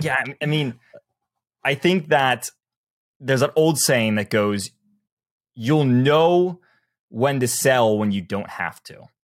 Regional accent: the South, United States; I'm from the South

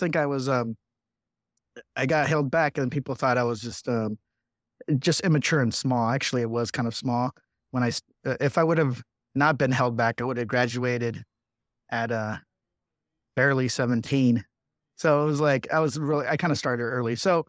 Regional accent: Riverside, California, United States; I was the youngest of six of immigrant parents. I grew up in Riverside, California, but my brother and I were born here. Four of my siblings were born in Mexico.

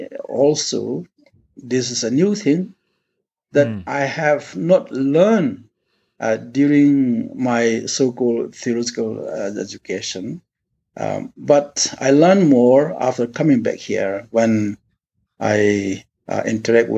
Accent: India; I was born and brought up in the Akuki primal religion. That is traditional religion, somewhat, although we are part of India

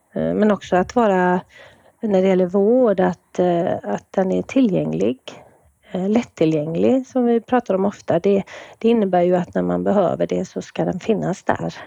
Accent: Kungälv, Västra Götaland, Sweden; moved away as an adult; also born or lived in Gothenburg, Sweden; now in Umeå, Sweden; Jag kommer ju ursprungligen från eh, Kungälv där jag vuxit upp

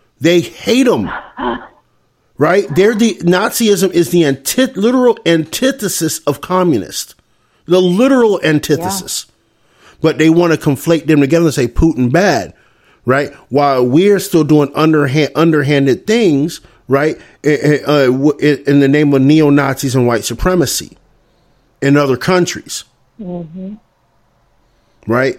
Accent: United States; as American people

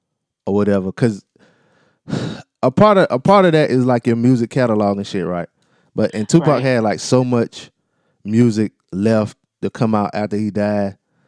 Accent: East Coast, United States; I'm from the East Coast.

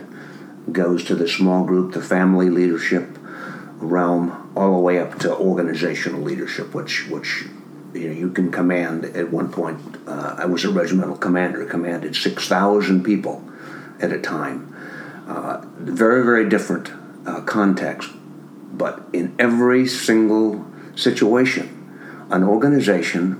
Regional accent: Minnesota, United States; moved away as an adult; I grew up in Minnesota in a family of six children

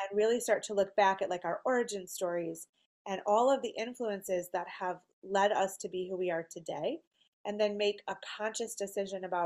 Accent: Michigan, United States; I read a lot of writers from Michigan because that's where I'm from

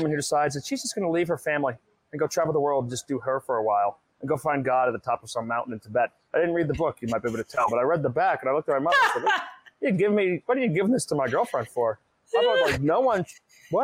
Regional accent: Massachusetts, United States; moved away; growing up in Massachusetts, we spent maybe like a quarter of our curriculum

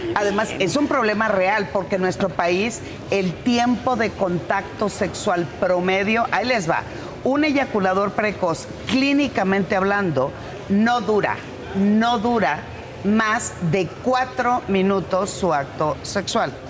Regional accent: Culiacán, Sinaloa, Mexico; moved away; mi tierra en Culiacán

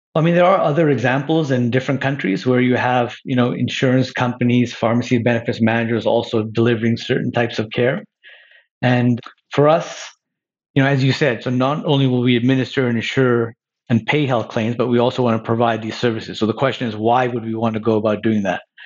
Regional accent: Montreal, Quebec, Canada; moved away as an adult; now in Toronto, Canada; I grew up in Montreal. I've lived in Toronto since graduating from university

